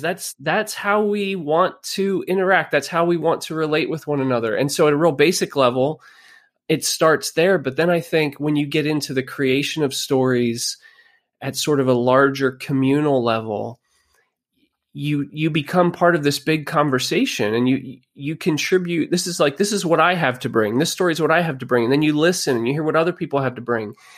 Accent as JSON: {"language": "English", "region": "Pennsylvania", "country": "United States", "tie": "born or raised there", "also_born_or_lived": "Virginia", "said": "We moved back to Pennsylvania from Virginia. I grew up here"}